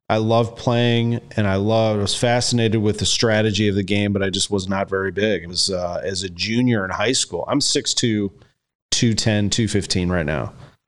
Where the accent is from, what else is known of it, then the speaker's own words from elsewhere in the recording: Creve Coeur, Missouri, United States; I'm a St. Louis kid. I grew up in Creve Coeur, basically like right by Mercy Hospital.